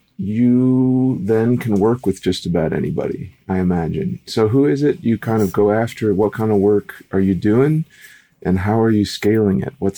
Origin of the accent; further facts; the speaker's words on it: Minnesota, United States; also born or lived in Louisiana; I grew up in Minnesota and Louisiana.